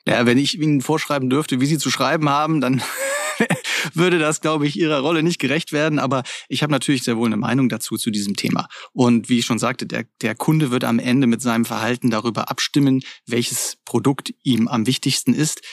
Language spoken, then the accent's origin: German; Germany